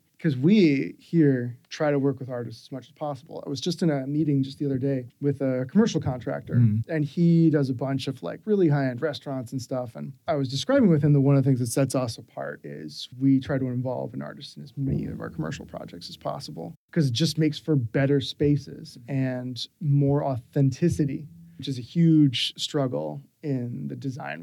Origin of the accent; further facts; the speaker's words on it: Philadelphia, Pennsylvania, United States; When I was a kid growing up in Philly